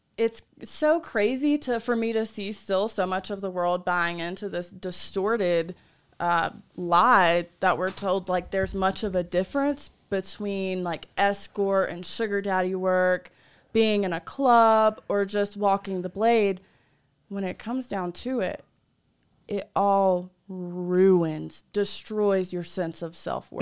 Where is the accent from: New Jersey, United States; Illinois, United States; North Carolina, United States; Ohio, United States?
North Carolina, United States; I'm from North Carolina